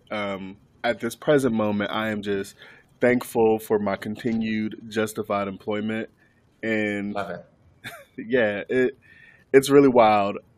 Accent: Ohio, United States; now in North Carolina, United States; I am currently based out of North Carolina, but I am from Ohio. I've lived all over.

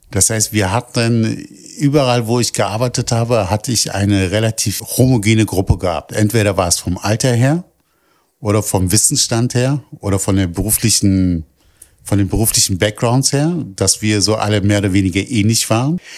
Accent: Berlin, Germany; Ich bin aus, in Kreuzberg geboren und aufgewachsen.

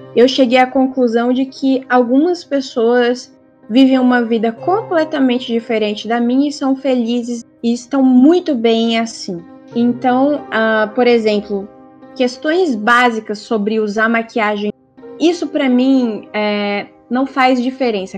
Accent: Brazil; first language Portuguese; now in Australia; ser a brasileira

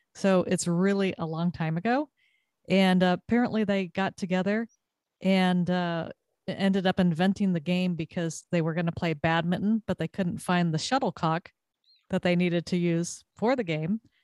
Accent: Southern California, United States; moved away as an adult; also born or lived in Texas; now in Connecticut, United States; growing up in Southern California, played a lot of volleyball

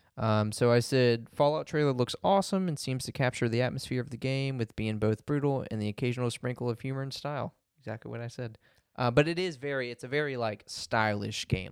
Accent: United States; I'm such an American

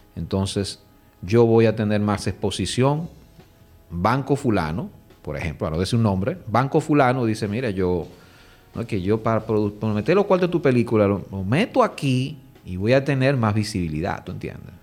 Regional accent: Dominican Republic; nuestros directores dominicanos

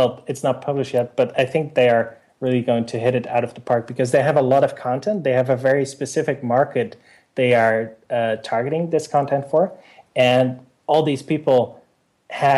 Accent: Netherlands; in my hometown and in the Netherlands

